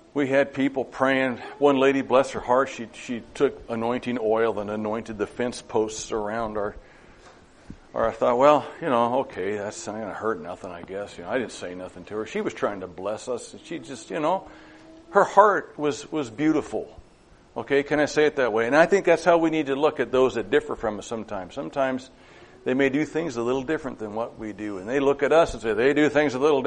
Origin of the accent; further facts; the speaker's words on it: Madras, Oregon, United States; also born or lived in Lakeview; Madras, my hometown where I grew up